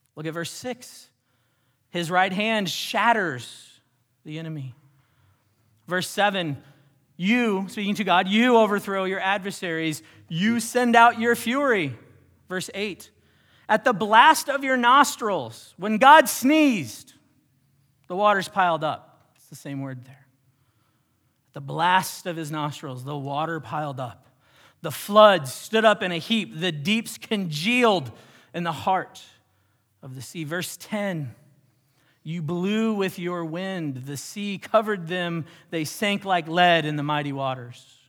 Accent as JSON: {"language": "English", "country": "United States"}